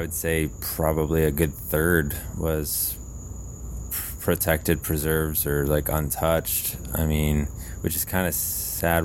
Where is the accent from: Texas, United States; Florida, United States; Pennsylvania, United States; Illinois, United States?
Florida, United States; I was from California and not from Florida